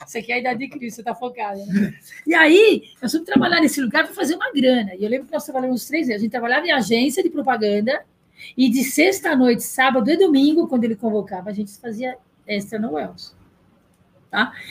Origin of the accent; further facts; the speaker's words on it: São Paulo, Brazil; Eu nasci em São Paulo